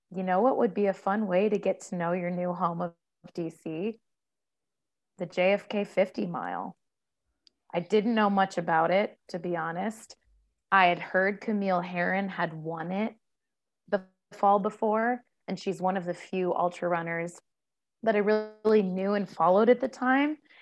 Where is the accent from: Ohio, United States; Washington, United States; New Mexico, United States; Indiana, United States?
Ohio, United States; moved away as an adult; I grew up in Ohio, one place